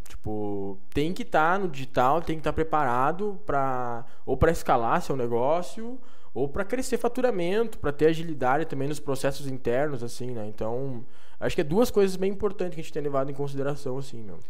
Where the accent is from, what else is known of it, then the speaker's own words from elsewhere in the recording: Santo Antônio das Missões, Rio Grande do Sul, Brazil; now in Passo Fundo, Brazil; eu nasci aqui perto da Argentina, Santo Antônio das Missões, que é entre São Borja